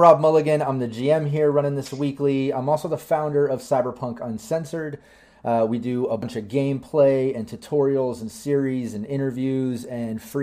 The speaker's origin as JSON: {"language": "English", "country": "United States", "said": "I'm American"}